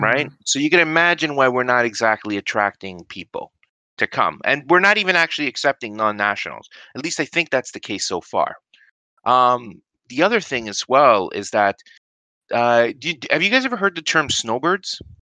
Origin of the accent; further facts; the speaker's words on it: New York, United States; accent: New York; now in Canada; I grew up in the States, right? I grew up from in New York. That's maybe why uh well maybe why you're hearing a well, you might recognize a bit of a New York accent